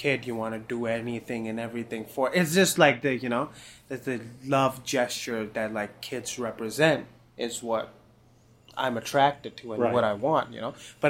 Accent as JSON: {"language": "English", "country": "Pakistan", "said": "I'm from Pakistan."}